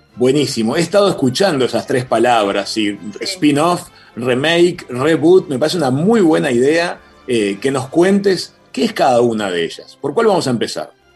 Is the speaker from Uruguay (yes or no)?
yes; Uruguay